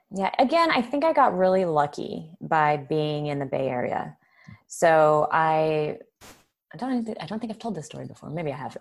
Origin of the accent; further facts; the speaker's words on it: Southern California, United States; I grew up in Southern California during the Baywatch era